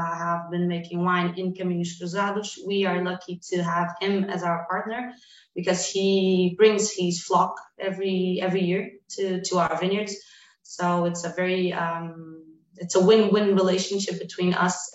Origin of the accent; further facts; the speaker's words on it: Dão region, Centro, Portugal; I was born in the Down region. It's one of the oldest regions of wine producing in Portugal. We are in the center north of the country, close to a mountain called Serra da Estrela